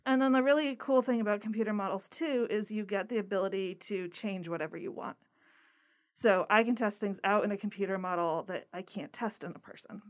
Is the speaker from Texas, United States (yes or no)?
no; Connecticut, United States; moved away as an adult; also born or lived in Massachusetts; now in Florida, United States; I grew up in Connecticut and I was not ready to go really far away from home